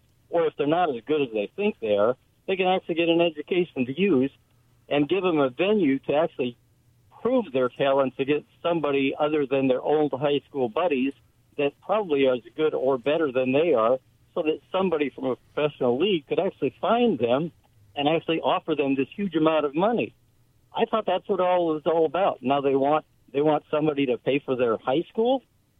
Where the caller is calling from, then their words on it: Prosser, Washington, United States; of Prosser.